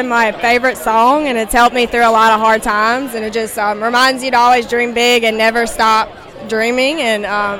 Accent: Philadelphia, Mississippi, United States; I'm from Philadelphia, Mississippi.

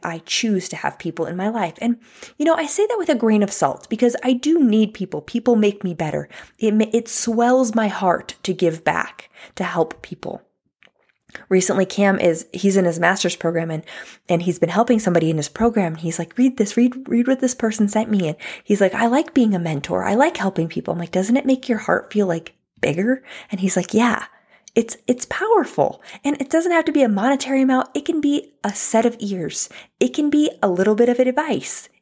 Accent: United States; also born or lived in California; I'm not saying I'm not an American

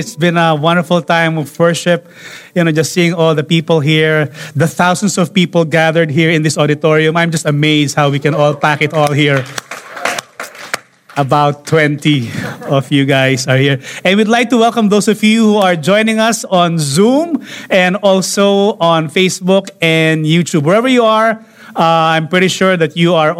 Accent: Philippines; here in the Philippines

